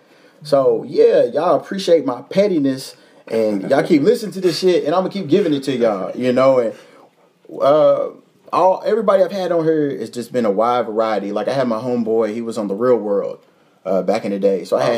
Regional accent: Louisville, Kentucky, United States; The top cities, in no particular order for real, is Louisville. That's my hometown.

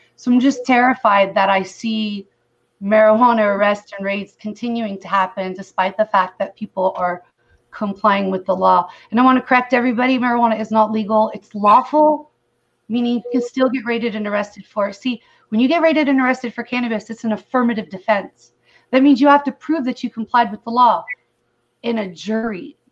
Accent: California, United States; moved away as an adult; now in Missouri, United States; I'm originally from California

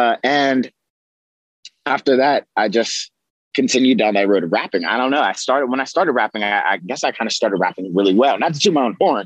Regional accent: Pittsburgh, Pennsylvania, United States; also born or lived in Greensburg, Pennsylvania; I grew up on the Hill District and the North side of Pittsburgh

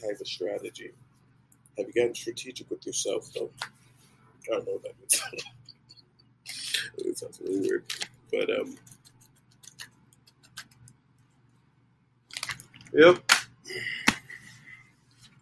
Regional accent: Nigeria; I am Nigerian

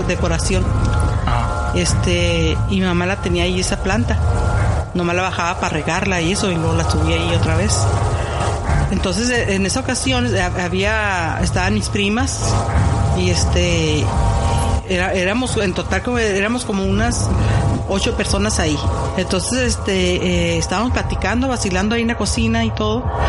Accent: Tijuana, Baja California, Mexico; la casa donde crecí, que es en Tijuana, México

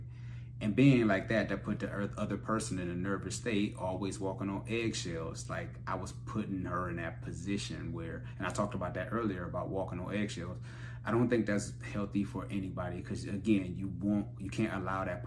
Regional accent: Cleveland, Ohio, United States; There was so much stuff going on in the hood growing up in Cleveland

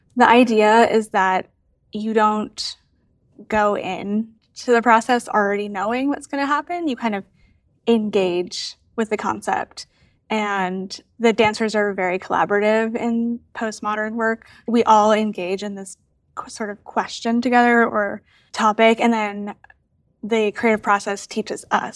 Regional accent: Massachusetts outside of Boston, United States; now in Cincinnati, United States; I am originally from Massachusetts outside of Boston. I currently live in Cincinnati

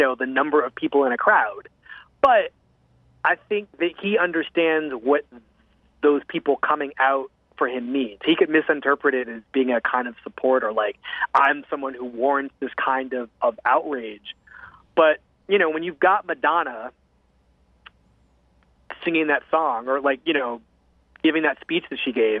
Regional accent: United States; as an American

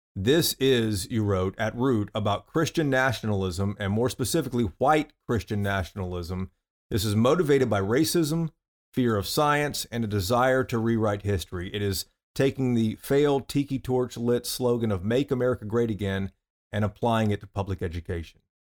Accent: the South, United States; I grew up in the South

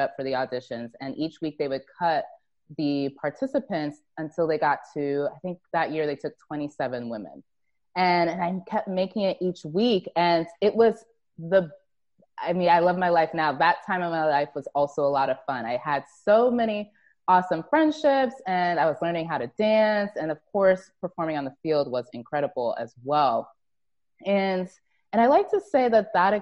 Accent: Plainfield, New Jersey, United States; moved away; also born or lived in Grand Canyon; I was born in Plainfield, and then spent some time in Scotch Plains as a young kid

